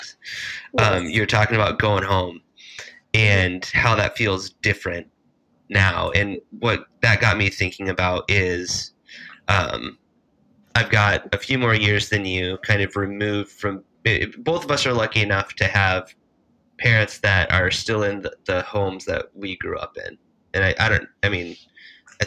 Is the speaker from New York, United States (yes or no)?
no; Iowa, United States; now in Minnesota, United States; I grew up in Iowa.